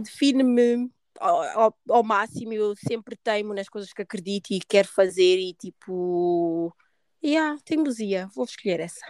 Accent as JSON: {"language": "Portuguese", "country": "Portugal", "tie": "born or raised there", "also_born_or_lived": "Guinea-Bissau", "said": "apesar de ter nascido na Guiné, uh, não cresci na Guiné, tipo, vivi a minha vida toda em Portugal"}